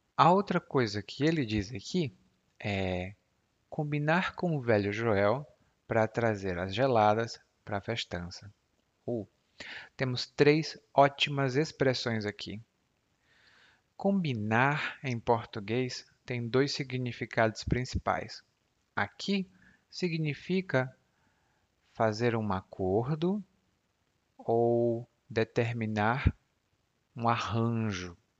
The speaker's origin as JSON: {"language": "Portuguese", "region": "Ceará", "country": "Brazil", "said": "eu sou cearense"}